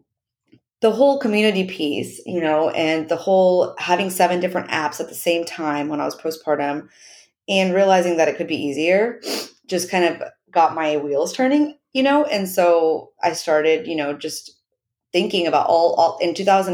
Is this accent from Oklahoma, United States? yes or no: yes; Oklahoma, United States; I'm born and raised in Oklahoma.